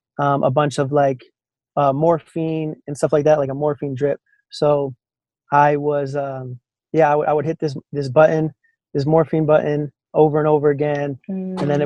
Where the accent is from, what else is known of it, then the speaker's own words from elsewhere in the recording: Chicago, Illinois, United States; moved away as an adult; now in San Antonio, United States; born and raised in Chicagoland area